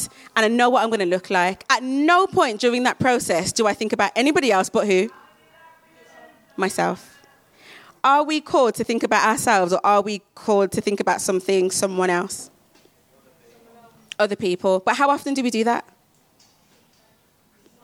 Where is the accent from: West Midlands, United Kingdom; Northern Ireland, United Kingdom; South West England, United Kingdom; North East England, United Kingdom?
West Midlands, United Kingdom; Birmingham; I'm from Birmingham